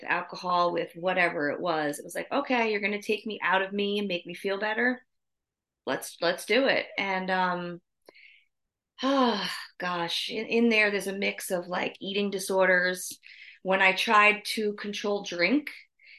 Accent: New Jersey, United States; moved away as an adult; also born or lived in South Carolina; I grew up in New Jersey.

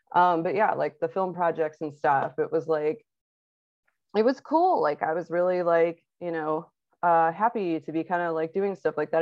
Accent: Akron, Ohio, United States; moved away as an adult; also born or lived in Lemoore, California / Colorado; I was born in Akron, Ohio, the hometown

